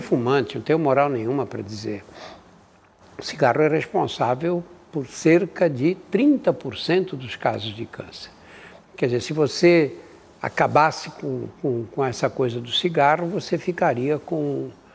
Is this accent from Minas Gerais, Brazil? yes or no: no; São Paulo, Brazil; eu nasci no Brás, o Brás era o bairro que recebia os imigrantes que vinham da Europa